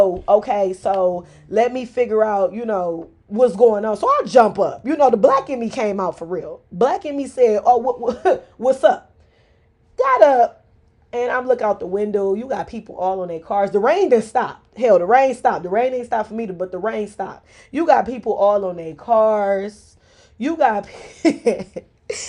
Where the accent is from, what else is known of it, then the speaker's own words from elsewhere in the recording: Detroit, Michigan, United States; I am from Mexican Town. I am originating from Southwest Detroit.